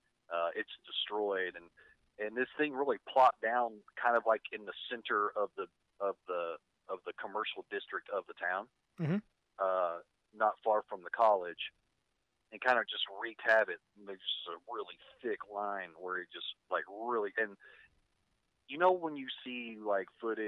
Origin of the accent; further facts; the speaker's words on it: Paragould, Arkansas, United States; accent: country; moved away; I started streaming my local hometown television station, KIT.